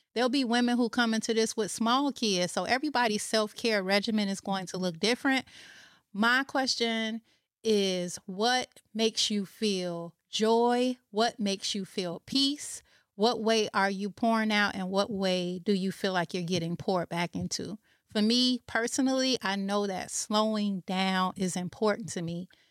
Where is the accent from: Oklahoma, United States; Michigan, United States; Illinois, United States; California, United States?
Illinois, United States; Chicago; moved away; I am originally from Chicago